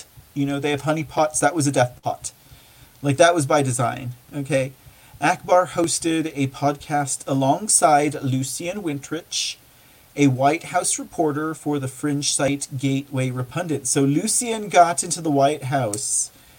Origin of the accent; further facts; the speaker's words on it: United States; I'm just an American. I'm just proud of who I am and my roots